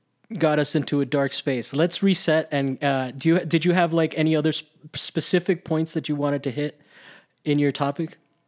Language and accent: English; Miami, Florida, United States; I grew up in Florida, kind of, I can relate to sort of like that inexplainable, like, sense of just like, this is normal.